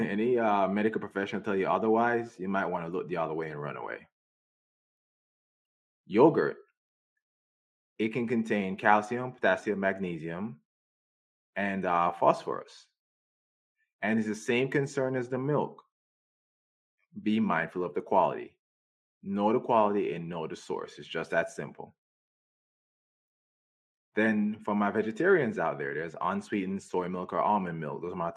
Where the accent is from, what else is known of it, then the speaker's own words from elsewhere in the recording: Jamaica; moved away; I grew up in Jamaica